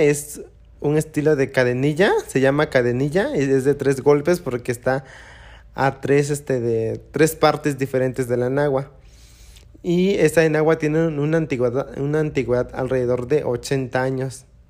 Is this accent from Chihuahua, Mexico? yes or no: no; Oaxaca, Mexico; also born or lived in Juchitán; now in Mexico City, Mexico; yo salí de Oaxaca, pero Oaxaca nunca salió de mí.